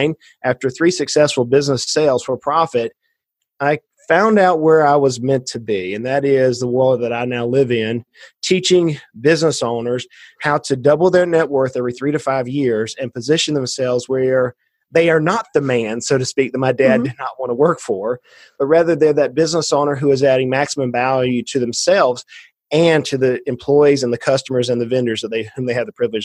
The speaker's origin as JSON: {"language": "English", "town": "Brunswick", "region": "Georgia", "country": "United States", "tie": "born or raised there", "said": "I grew up in South Georgia, a little bit further"}